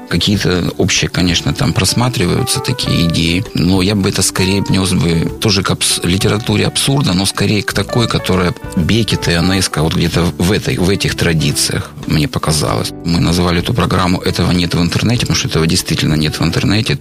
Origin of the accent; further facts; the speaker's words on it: Rostov-on-Don, Rostov Oblast, Russia; в родном городе